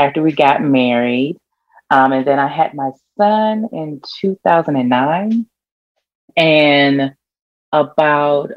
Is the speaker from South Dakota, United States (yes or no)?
no; Washington, District of Columbia, United States; moved away as an adult; now in Atlanta, United States; I grew up in Washington, D.C. I was born and raised there, and I moved here in Atlanta, right outside of Atlanta right now, about 17 years ago